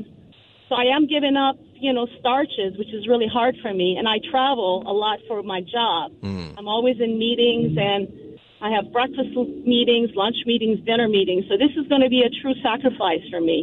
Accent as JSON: {"language": "English", "region": "Northern California", "country": "United States", "said": "I'm actually from Northern California"}